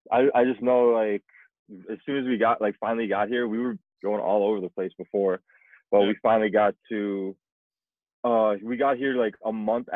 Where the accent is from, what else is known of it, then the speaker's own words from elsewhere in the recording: South Africa; now in United States; I was born in South Africa, 94.